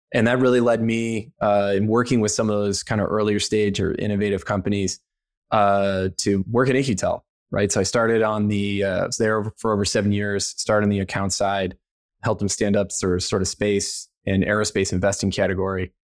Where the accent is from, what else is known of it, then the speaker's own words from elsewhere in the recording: Missouri, United States; moved away as an adult; also born or lived in Maryland; growing up in Missouri